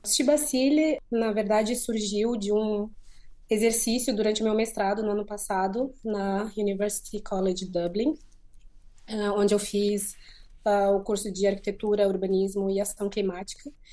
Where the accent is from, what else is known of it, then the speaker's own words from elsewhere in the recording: Maputo, Mozambique; moved away; de Maputo, que é de onde eu sou